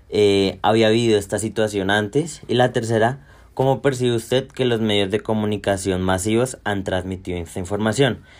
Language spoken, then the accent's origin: Spanish; Colombia